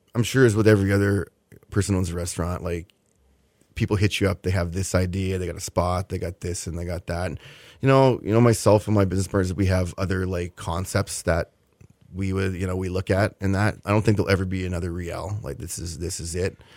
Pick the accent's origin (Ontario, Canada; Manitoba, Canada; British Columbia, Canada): Manitoba, Canada; Winnipeg; now in Houston, United States; it's my hometown